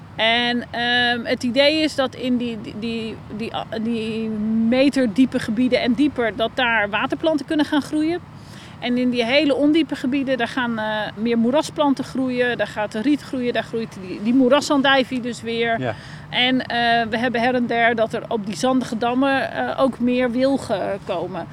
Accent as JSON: {"language": "Dutch", "country": "Netherlands"}